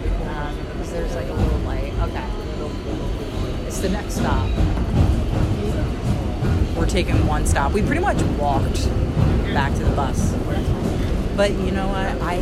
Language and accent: English; Philadelphia, Pennsylvania, United States; we're from Philadelphia, and we came to New York City